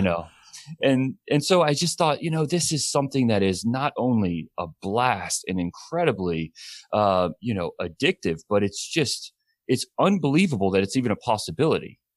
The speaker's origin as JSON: {"language": "English", "region": "Alabama", "country": "United States", "tie": "born or raised there", "also_born_or_lived": "Tennessee", "moved": "yes", "lives_now": "California, United States", "said": "I grew up in Alabama and then moved to Tennessee"}